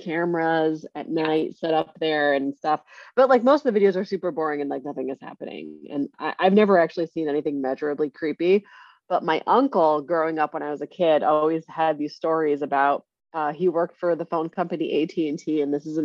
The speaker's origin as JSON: {"language": "English", "region": "Connecticut", "country": "United States", "tie": "born or raised there", "said": "I grew up in Connecticut"}